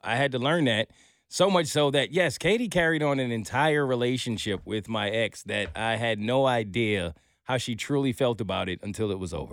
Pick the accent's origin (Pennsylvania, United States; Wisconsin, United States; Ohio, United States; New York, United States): New York, United States; I'm a New Yorker